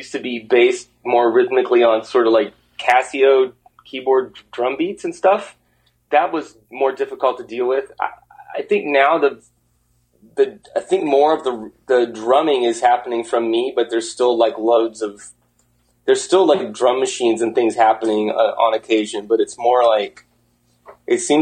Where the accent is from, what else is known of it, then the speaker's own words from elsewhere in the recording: Ohio, United States; now in New York, United States; from the Ontario of the South, which is Ohio